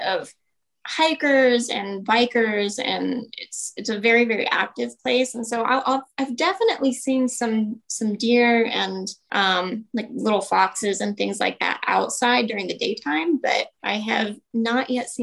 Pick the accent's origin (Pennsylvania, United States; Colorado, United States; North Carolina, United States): Colorado, United States; Parker; I grew up in Parker